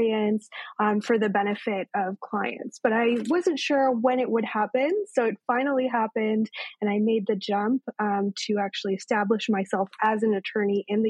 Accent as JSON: {"language": "English", "town": "Victoria", "region": "British Columbia", "country": "Canada", "tie": "born or raised there", "also_born_or_lived": "Toronto, Canada", "moved": "yes", "said": "I grew up in Victoria, BC in Canada."}